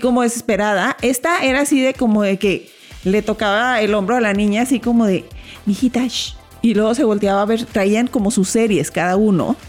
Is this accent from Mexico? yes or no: yes; Mexicali, Baja California, Mexico; moved away; yo soy de Mexicali